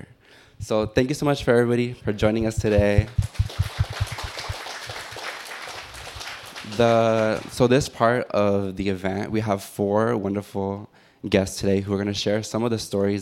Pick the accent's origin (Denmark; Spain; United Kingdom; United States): United States; Los Angeles, California; born and raised in Elysian Valley, the neighborhood that I grew up in no way reflects what it is today